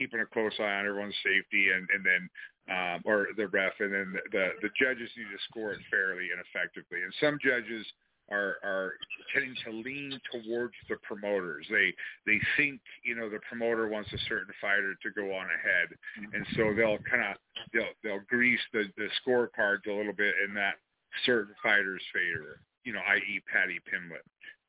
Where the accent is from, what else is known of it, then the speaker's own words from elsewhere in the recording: United States; I'm the American.